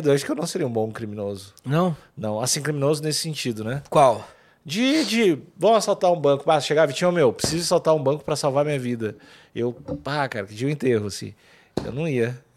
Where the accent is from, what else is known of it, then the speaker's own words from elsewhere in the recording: São Paulo, Brazil; accent: Paulista; Eu falo com sotaque paulista ainda.